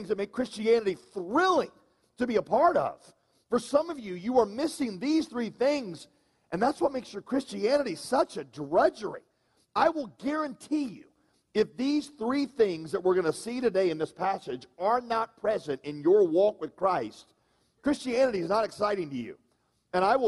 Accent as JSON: {"language": "English", "region": "the South", "country": "United States", "said": "I am a Southerner"}